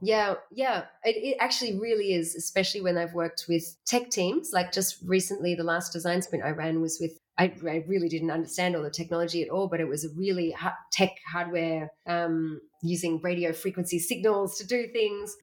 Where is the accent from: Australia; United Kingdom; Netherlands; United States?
Australia; moved away as an adult; now in Berlin, Germany; I was born in Australia